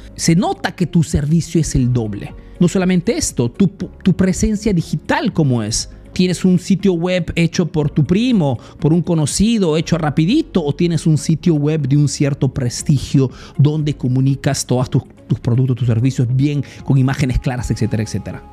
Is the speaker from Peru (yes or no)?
yes; Peru; now in Italy